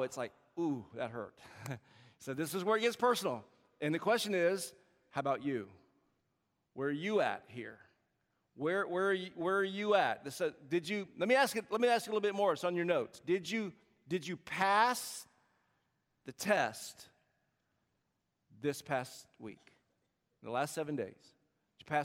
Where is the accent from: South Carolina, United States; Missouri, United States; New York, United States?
South Carolina, United States; moved away as an adult; now in Bay Area, United States; I'm born and raised in South Carolina, and every now and then you can tell with the accent.